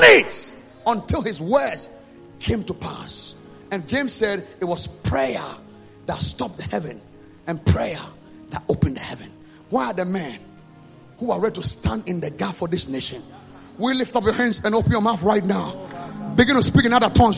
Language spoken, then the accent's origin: English; Ghana; I came from Ghana